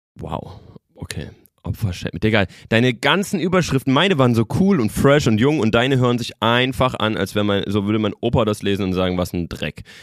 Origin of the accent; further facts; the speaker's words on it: the Frankfurt region, Hesse, Germany; ich bin ja äh, ähm, gebürtig aus der Region, äh, lange in, in Frankfurt gewohnt